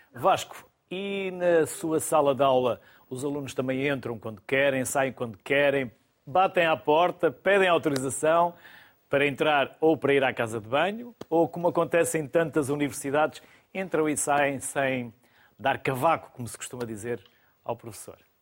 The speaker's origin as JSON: {"language": "Portuguese", "area": "the North", "region": "Norte", "country": "Portugal", "said": "eu sou do Norte e também fui educado assim"}